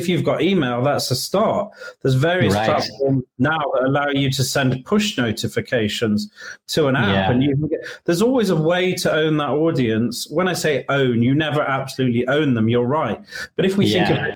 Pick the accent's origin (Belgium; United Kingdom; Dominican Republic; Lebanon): United Kingdom; moved away as an adult; also born or lived in London / Colombia; now in Florida, United States; I'm British, so I do have clients in the UK